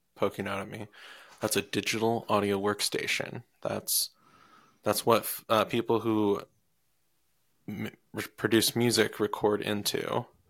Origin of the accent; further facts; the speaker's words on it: Iowa, United States; moved away; I'm from Iowa